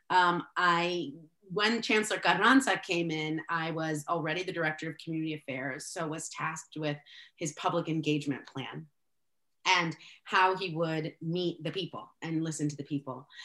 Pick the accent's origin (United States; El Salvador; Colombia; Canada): El Salvador; I'm, I'm as I uh, mentioned, I'm from El Salvador, uh, a, a country that was never named when I grew up in school.